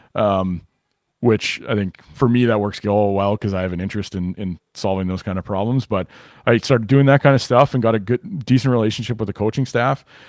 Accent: Winnipeg, Manitoba, Canada; also born or lived in Rockford, Illinois; I'm from Winnipeg originally. So I grew up in Winnipeg

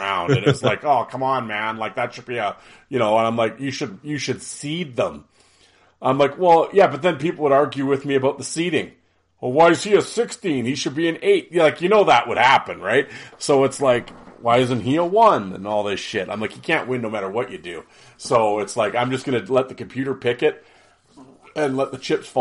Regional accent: Canada; it's the Canadian in me

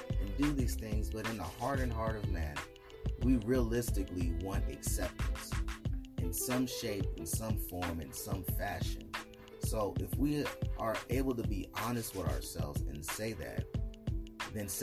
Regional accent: Salinas, California, United States; I'm from Salinas, Cali

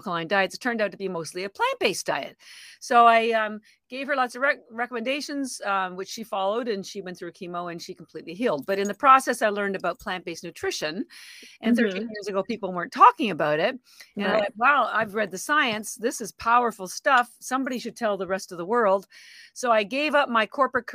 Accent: Canada; moved away as an adult; now in Boston, United States; I'm actually Canadian and I've lived in Boston, Boston, Massachusetts for about 33 years

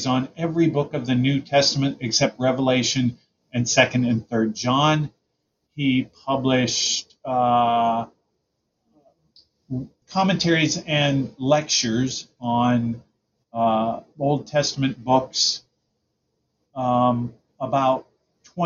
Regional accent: United States; I'm an American

